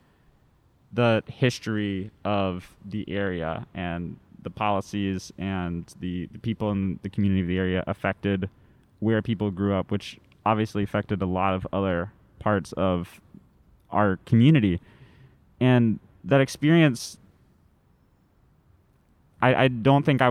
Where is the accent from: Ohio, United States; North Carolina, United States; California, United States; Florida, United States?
North Carolina, United States; Western; I'm from Western North Carolina, sort of like near the border of Tennessee, which is not a super racially diverse place, especially in like the specific area of the county that I grew up